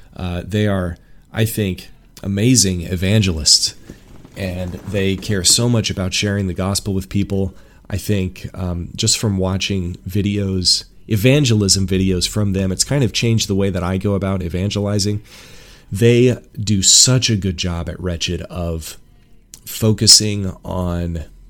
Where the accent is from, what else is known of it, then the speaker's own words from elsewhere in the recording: Washington, United States; moved away as an adult; I left my home in Washington State in smack dab in the middle of the pandemic